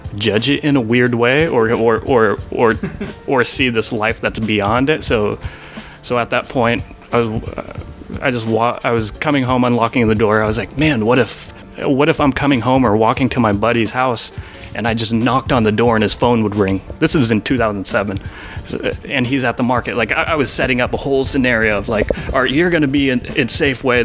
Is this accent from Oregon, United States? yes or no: yes; Portland, Oregon, United States; we grew up in Portland